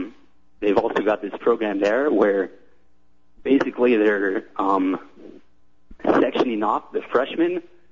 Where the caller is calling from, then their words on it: Iowa City, Iowa, United States; I'm calling from Iowa City, the former abortion capital of the United States.